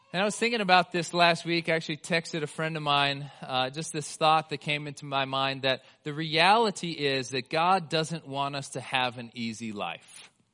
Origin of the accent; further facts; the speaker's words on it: United States; we as the American church